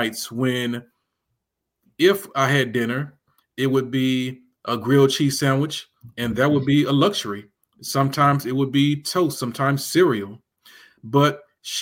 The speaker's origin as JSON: {"language": "English", "town": "Memphis", "region": "Tennessee", "country": "United States", "tie": "born or raised there", "moved": "as an adult", "said": "it was a very interesting time in many respects to grow up in Memphis. Born in 1971"}